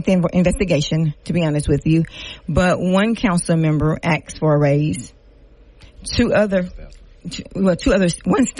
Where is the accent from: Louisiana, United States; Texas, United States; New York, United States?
Louisiana, United States; Lafayette; accent: Creole; now in Shreveport, United States; I'm from Lafayette, country girl, all black. You can hear the Creole accent